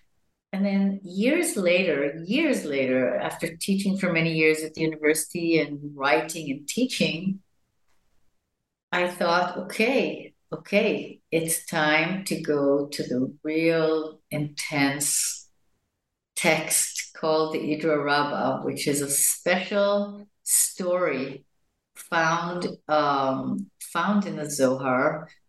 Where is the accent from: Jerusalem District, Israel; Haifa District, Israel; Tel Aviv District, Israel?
Jerusalem District, Israel; Jerusalem; born there; I was born in Jerusalem to parents that came from the United States in the 40s to Palestine, to then Palestine as Zionists.